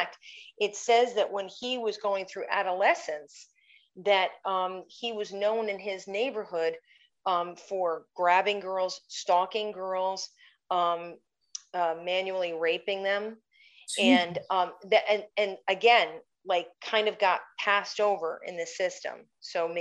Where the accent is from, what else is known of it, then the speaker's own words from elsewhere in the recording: Schenectady, New York, United States; I grew up in Schenectady